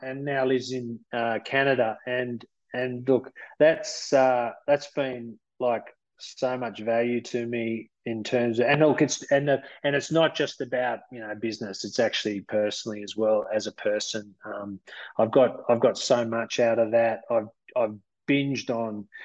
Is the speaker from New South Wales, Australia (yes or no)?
no; Melbourne, Victoria, Australia; now in Armidale, Australia; I grew up in Melbourne